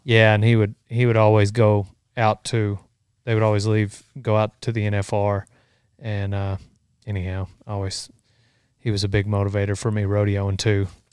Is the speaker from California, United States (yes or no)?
no; Memphis, Texas, United States; we, we grew up in Memphis